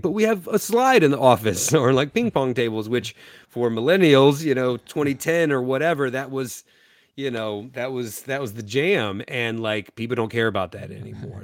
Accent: Eastern North Carolina, United States; I'm from Eastern North Carolina, which is rich in, in culture and history.

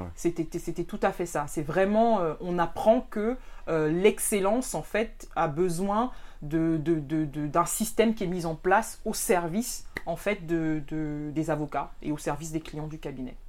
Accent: Cameroon; moved away as an adult; also born or lived in France; je suis camerounaise euh, d'origine euh, et aussi de nationalité

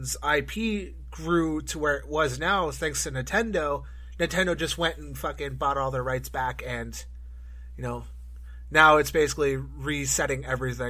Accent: Canada; growing up in Canada, we had YTV

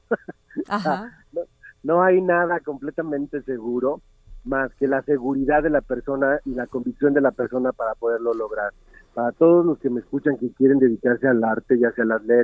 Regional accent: Jalisco, Mexico; soy mexicano y soy de Jalisco.

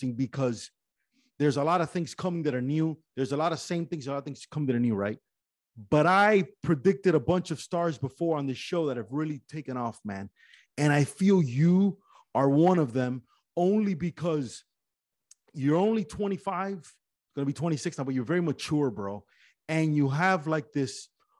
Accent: Miami, Florida, United States; also born or lived in Las Vegas; I'm Cuban from Miami

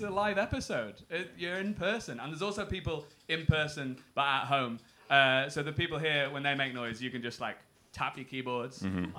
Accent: England, United Kingdom; as someone from England

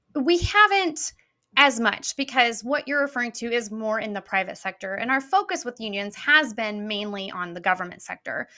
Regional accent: Peoria, Illinois, United States; I'm from Peoria originally

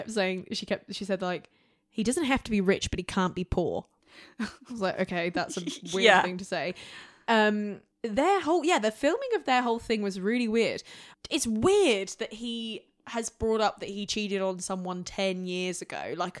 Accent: Utah, United States; I grew up in Utah, which you might know as a Mormon place, but I had a great family.

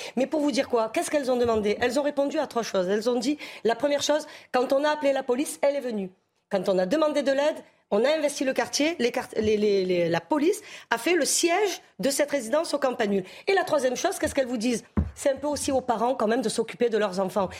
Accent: Marseille, Provence-Alpes-Côte d'Azur, France; je suis marseillaise, je suis née moi sur le, sur le Vieux-Port, donc sur les docks

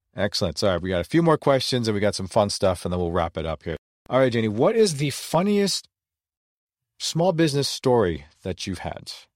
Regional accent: Philippines; being Filipino, we're not very tall

